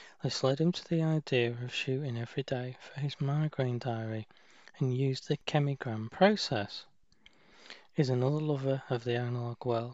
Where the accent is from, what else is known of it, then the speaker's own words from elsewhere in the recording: United Kingdom; moved away; my home country, the UK